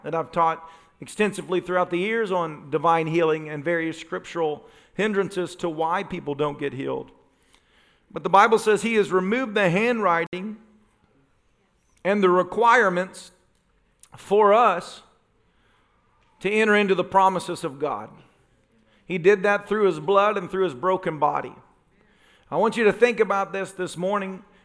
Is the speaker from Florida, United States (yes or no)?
no; Tennessee, United States; moved away; I'm from Tennessee